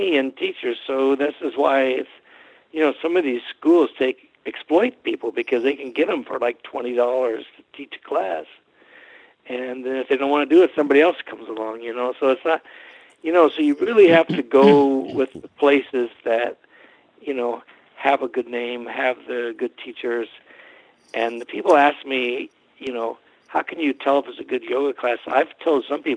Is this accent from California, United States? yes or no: yes; California, United States; I was a guy from California with a press card